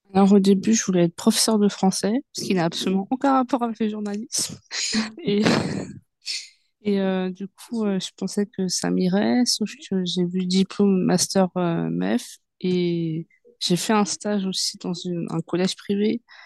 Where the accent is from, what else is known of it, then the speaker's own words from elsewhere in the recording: Seine-Saint-Denis, Île-de-France, France; also born or lived in Yvelines (78); je suis née, euh, dans 78 et euh, j'ai grandi, euh, enfin j'ai fait une partie de mon enfance en 78 et quand j'ai commencé à devenir, une petite, une petite fille, ben, j'ai grandi dans le 93 et j'ai toujours été dans 93